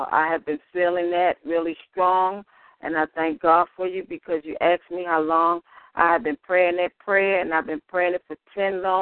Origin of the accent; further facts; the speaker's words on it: Baltimore, Maryland, United States; I'm from Baltimore, Maryland.